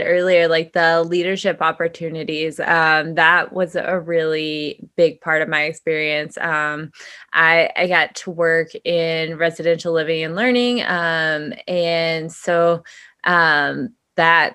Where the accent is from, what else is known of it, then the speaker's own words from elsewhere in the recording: Whitesboro, Texas, United States; moved away; I'm from Whitesboro